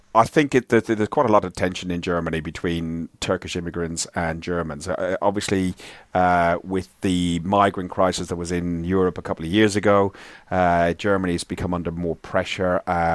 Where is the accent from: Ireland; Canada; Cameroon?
Ireland; listen, I'm Irish. I am supporting.